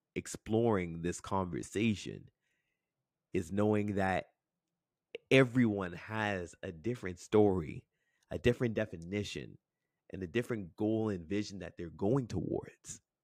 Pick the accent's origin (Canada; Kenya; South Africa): Canada; Toronto, Ontario; I grew up in Scarborough, Ontario, um, born and raised, um, in a neighborhood called Crescent Town.